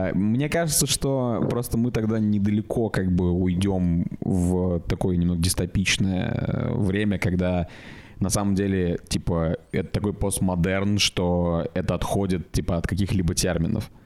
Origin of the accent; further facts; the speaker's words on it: Russia; я из России.